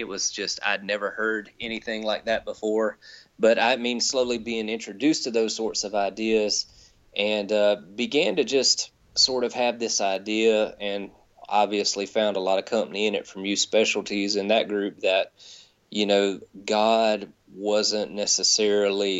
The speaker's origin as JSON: {"language": "English", "region": "the South", "country": "United States", "tie": "born or raised there", "said": "growing up in the South"}